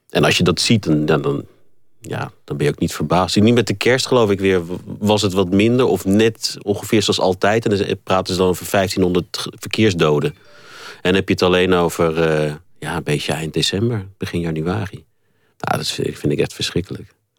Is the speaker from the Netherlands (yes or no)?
yes; Netherlands; moved away as an adult; now in South Africa; ik heb toch het meeste van mijn eh, leven tot nu toe nog in Nederland doorgebracht. En ik ben gewoon Nederlander.